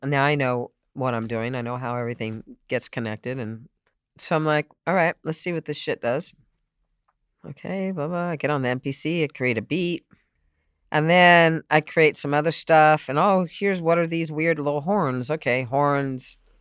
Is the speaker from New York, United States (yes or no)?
no; San Diego, California, United States; also born or lived in Boston; I grew up in San Diego